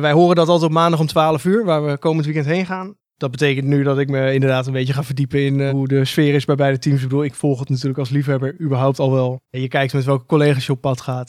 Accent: Breukelen, Utrecht, Netherlands; Ik kom oorspronkelijk uit Breukelen

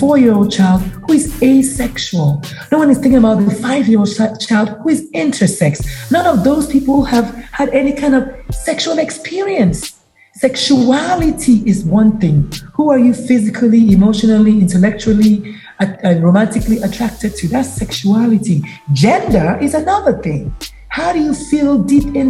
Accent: Nigeria; now in United States; I'm Nigerian, proudly so

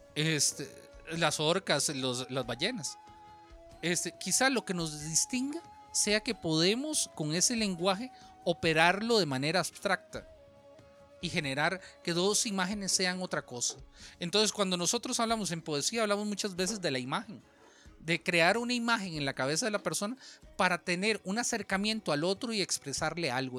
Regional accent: Alajuela, Costa Rica; accent: costarricense; en, Alajuela, si bien hablamos, eh, hablamos como nuestro acento bien costarricense, también tenemos partes del lenguaje que solo se utilizan en Alajuela.

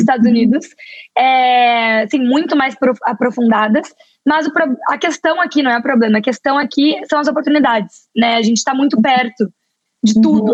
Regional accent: Porto Alegre, Rio Grande do Sul, Brazil; moved away; eu sou do sul do Brasil, sou de Porto Alegre

